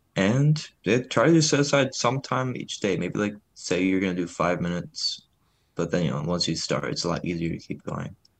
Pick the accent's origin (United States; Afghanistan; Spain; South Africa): United States; Detroit, Michigan; moved away as an adult; now in Ann Arbor, United States; my hometown, like, around Detroit